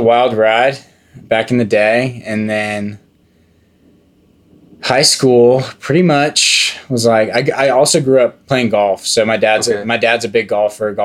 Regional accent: Frisco, Texas, United States; I grew up in Frisco, Texas, the beautiful suburb in the DFW area

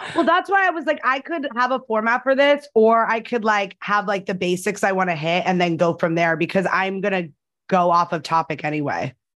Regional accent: New Jersey, United States; I was born in New Jersey.

